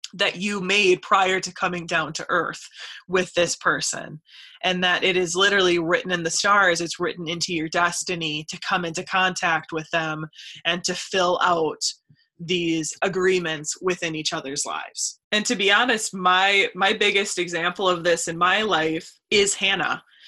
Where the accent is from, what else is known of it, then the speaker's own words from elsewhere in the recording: Stanley, Wisconsin, United States; i was from a really really tiny town i was from stanley wisconsin